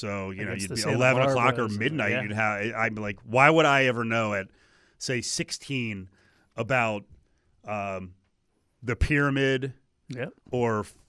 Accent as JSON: {"language": "English", "region": "New Jersey", "country": "United States", "moved": "yes", "lives_now": "Las Vegas, United States"}